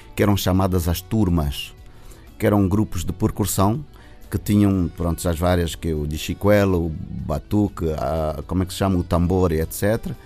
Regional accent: Luanda, Luanda Province, Angola; eu nasci no Sambila, eu sou do Sambizanga

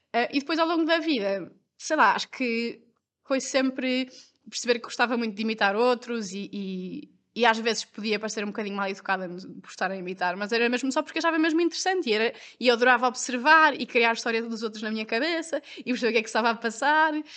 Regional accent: Porto, Norte, Portugal; also born or lived in Lisbon; eu sou do Porto e tirei o curso em Lisboa

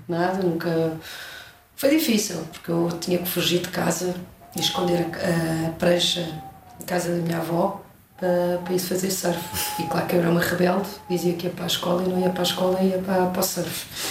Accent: Portugal; adoro voltar à minha terra

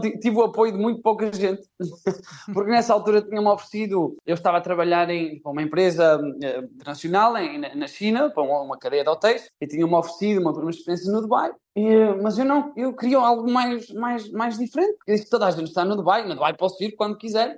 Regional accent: Guimarães, Norte, Portugal; moved away as an adult; also born or lived in Spain; now in Lima, Peru; sou de Guimarães, sou de um sítio, sou do Minho, sou de um sítio onde se come muito bem.

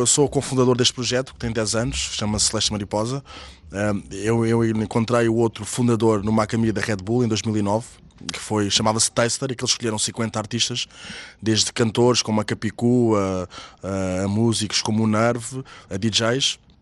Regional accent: Margem Sul, Setúbal Peninsula, Portugal; eu sou da Margem Sul, eu nasci em 83

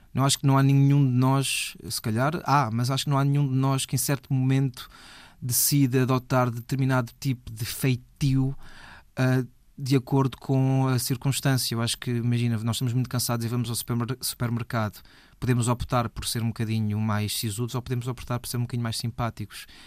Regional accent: Alfragide, Lisbon, Portugal; eu sou de Alfragide, os meus amigos de Alfragide fomos jogar à bola a um clube

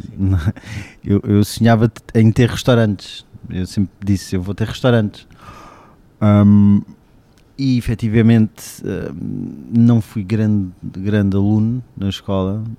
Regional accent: Cascais, Lisbon, Portugal; moved away as an adult; also born or lived in France / Alentejo; é aquele Cascais que eu conhecia até os meus 18 anos

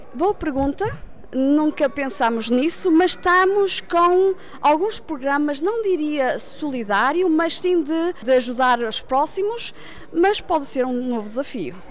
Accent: Viana do Castelo, Norte, Portugal; moved away as an adult; now in Germany; Eu sou natural de Viana

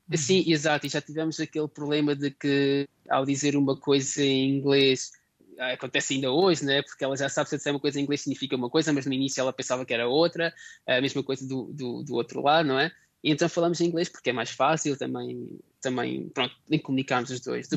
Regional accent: Portugal; moved away as an adult; also born or lived in Sweden / Germany / Poland; now in Cuggiono, Italy; nós como portugueses

